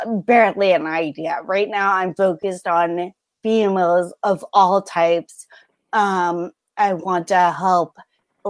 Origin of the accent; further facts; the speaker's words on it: California, United States; I wasn't born on the West Coast. I was raised in California